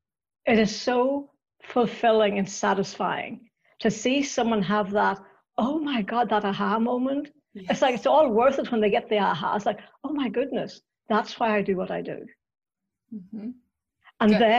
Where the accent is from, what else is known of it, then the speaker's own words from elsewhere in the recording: Northern Ireland, United Kingdom; accent: Northern Irish; I grew up in Northern Ireland and I still have the accent to prove it.